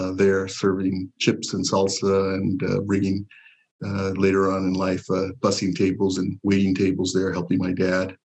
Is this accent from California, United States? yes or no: yes; Pasadena, California, United States; also born or lived in Zacatecas, Mexico; I was born in Zacatecas, Mexico. In a small, really a village, farming village. My parents brought me to Pasadena at age 5. Pasadena is home